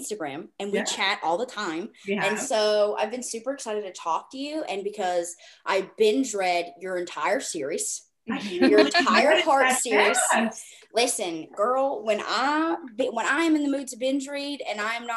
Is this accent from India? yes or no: no; the South, United States; I'm from the South